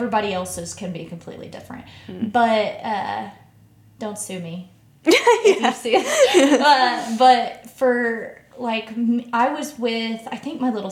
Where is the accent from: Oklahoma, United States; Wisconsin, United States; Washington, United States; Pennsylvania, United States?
Oklahoma, United States; Ada; moved away as an adult; also born or lived in North Carolina; now in Kansas City, United States; my hometown of Ada, Oklahoma.